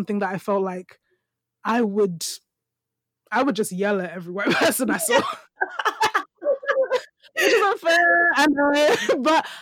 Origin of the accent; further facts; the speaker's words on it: London, United Kingdom; me as a black woman and the things of my culture coming from like East London